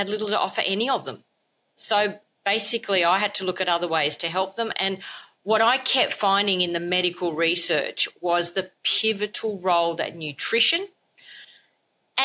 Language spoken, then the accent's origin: English; Australia; I'm an Australian medical doctor